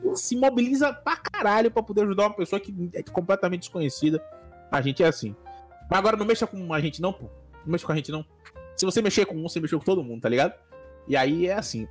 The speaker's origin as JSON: {"language": "Portuguese", "town": "Salvador", "region": "Bahia", "country": "Brazil", "said": "Eu sou da Bahia, pra quem não sabe, eu sou de Salvador, Bahia, Brasil"}